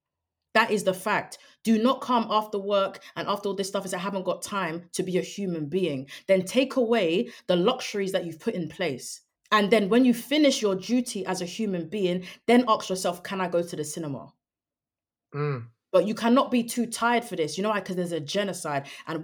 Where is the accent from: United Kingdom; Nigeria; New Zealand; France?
United Kingdom; But we are also political people just as British people, because of the role our government plays in international geopolitics.